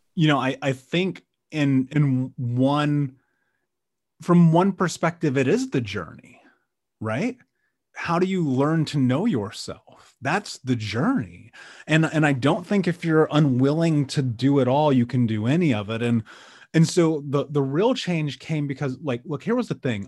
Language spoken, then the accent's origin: English; Indianapolis, Indiana, United States; I grew up in Indianapolis, um, the middle of America